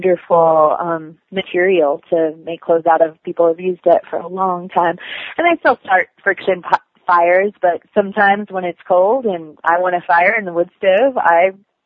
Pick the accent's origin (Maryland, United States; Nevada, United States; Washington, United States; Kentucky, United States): Washington, United States; now in Appalachians, United States; I actually grew up in Washington State